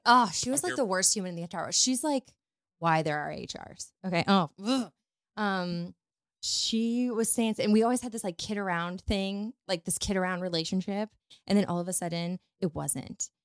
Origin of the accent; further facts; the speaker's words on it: Northwest Missouri, United States; moved away as an adult; also born or lived in Dallas / New Orleans / Florida; now in St. Louis, United States; I'm from Northwest Missouri. I grew up on a farm